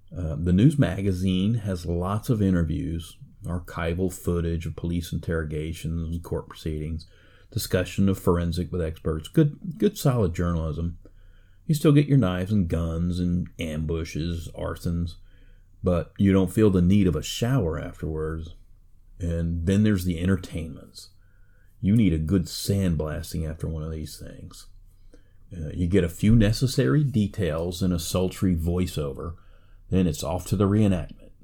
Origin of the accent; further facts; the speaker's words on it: United States; I'm an American